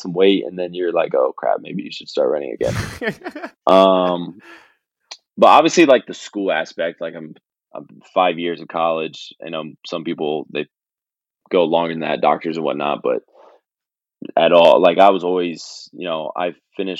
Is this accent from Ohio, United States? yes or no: yes; St. Henry, Ohio, United States; people from my hometown coming back, St. Henry.